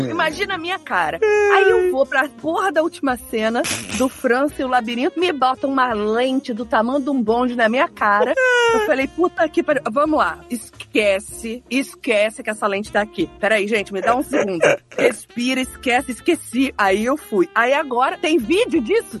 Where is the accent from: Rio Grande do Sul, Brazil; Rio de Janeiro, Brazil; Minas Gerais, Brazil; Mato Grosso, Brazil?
Minas Gerais, Brazil; Juiz de Fora; eu sou de Juiz de Fora